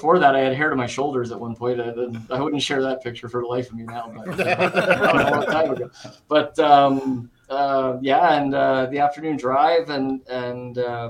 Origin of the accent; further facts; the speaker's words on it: Winnipeg, Manitoba, Canada; also born or lived in Thompson, Manitoba; So Thompson's my hometown. I said so I was born there. And then about a year later, my parents moved to Winnipeg.